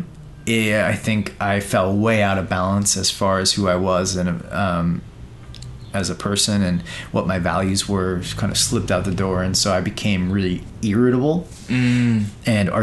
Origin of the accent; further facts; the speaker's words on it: Sea Cliff, New York, United States; I grew up in Long Island, New York, and in a little town called Seacliff